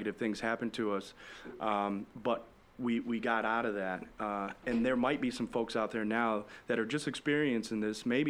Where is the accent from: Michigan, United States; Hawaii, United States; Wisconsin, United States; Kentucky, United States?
Michigan, United States; Holly; now in Naples, United States; when I was younger, I was even from Holly, Michigan, a little town called Holly, Michigan